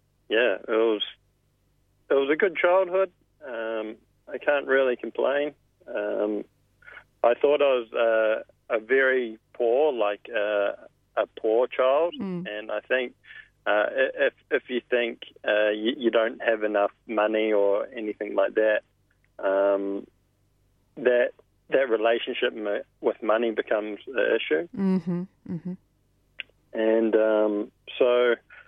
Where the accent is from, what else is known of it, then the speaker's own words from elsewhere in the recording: Auckland, New Zealand; moved away; I grew up in South Auckland in New Zealand